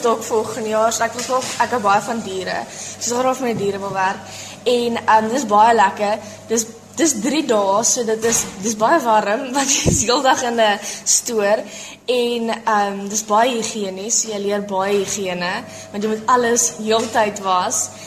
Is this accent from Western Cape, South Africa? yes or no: yes; George, Western Cape, South Africa; Ek kom ook van George af en ek is in graad 8 in Otoniqua Hoërskool.